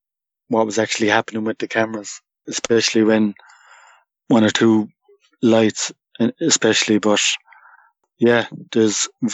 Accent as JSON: {"language": "English", "country": "Canada", "tie": "born or raised there", "said": "growing up in Canada, I'd nearly class myself as a bit of a fraud"}